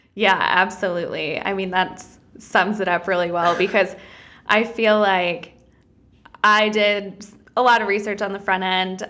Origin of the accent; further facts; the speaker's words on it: Wisconsin, United States; moved away as an adult; I'm originally from Wisconsin